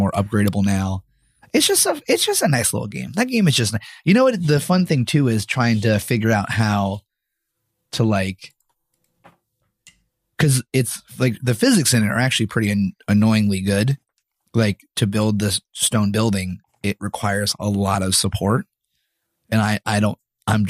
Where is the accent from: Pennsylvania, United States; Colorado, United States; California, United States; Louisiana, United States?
Pennsylvania, United States; I am from Pennsylvania, so that makes sense. I say words like crick